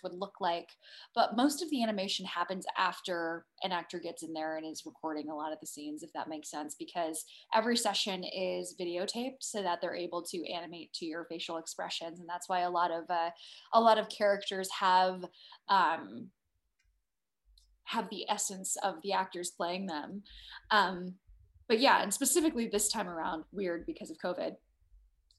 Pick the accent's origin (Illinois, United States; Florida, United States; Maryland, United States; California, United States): California, United States; San Diego; moved away; growing up in San Diego was, you know, it was pretty diverse